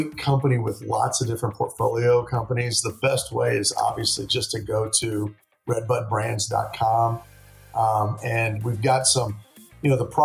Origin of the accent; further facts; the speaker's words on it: Texas, United States; I'm from Texas. I'm not from Atlanta